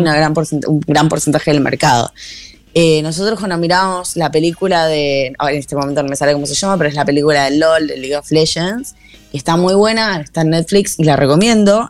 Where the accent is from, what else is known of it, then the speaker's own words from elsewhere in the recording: Argentina; moved away; en mi país